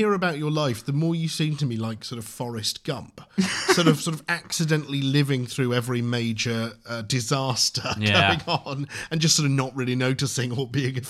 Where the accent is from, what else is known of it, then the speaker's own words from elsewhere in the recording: Reading, South East England, United Kingdom; I grew up in Reading.